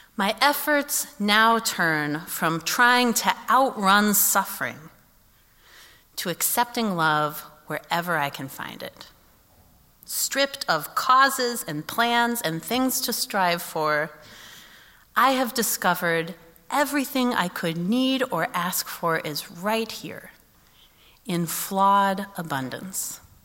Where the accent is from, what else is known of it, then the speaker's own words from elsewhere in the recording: Kansas City, United States; moved away as an adult; I had not lived in Kansas City since I was 18